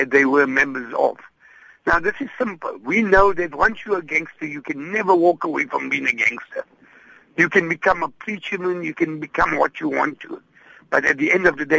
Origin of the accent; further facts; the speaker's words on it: Gauteng, South Africa; now in Cape Town, South Africa; I come from Gauteng, and I know in the Gauteng area, practically every town has an indoor facility